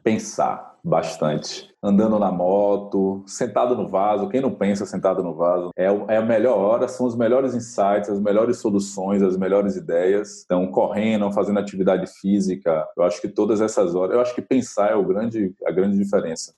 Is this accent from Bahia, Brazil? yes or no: yes; Mata de São João, Bahia, Brazil; also born or lived in Salvador; eu nasci na capital, aqui em Salvador, é, fui morar bem pequeno na roça, eu me criei como homem na roça